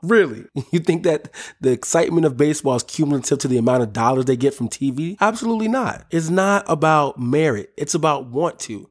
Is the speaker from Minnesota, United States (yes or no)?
yes; Minnesota, United States; my hometown squad